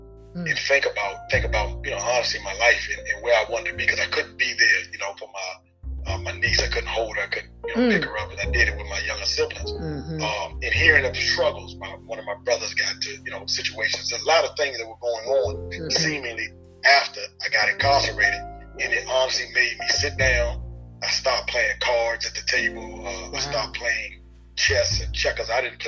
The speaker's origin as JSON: {"language": "English", "town": "Washington", "region": "District of Columbia", "country": "United States", "also_born_or_lived": "Maryland / Arlington / Alexandria / St. Croix", "said": "being from the inner city, I'm from Washington, D.C., southeast, a place called Parkland and Shipley Terrace. But I've lived, you know, in northwest uptown. I've lived in Maryland, Calvert County. I've lived in Arlington, Alexandria. I've lived in St. Croix, the Virgin Islands."}